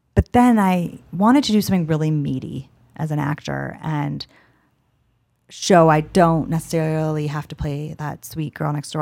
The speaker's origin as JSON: {"language": "English", "town": "Los Angeles", "region": "California", "country": "United States", "tie": "born or raised there", "said": "I'm from Los Angeles, and I grew up acting"}